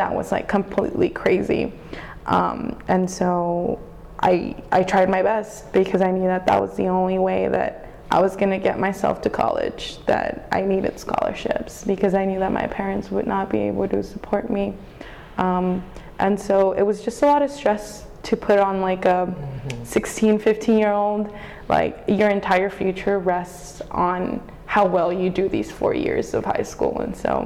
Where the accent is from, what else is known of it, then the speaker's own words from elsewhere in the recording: Brownsville, Texas, United States; moved away as an adult; now in Austin, United States; I grew up in Brownsville, Texas